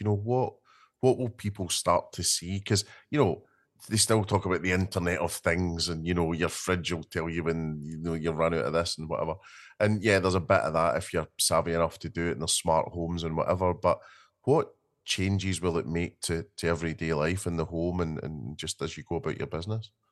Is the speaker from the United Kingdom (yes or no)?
yes; Scotland, United Kingdom; being Scottish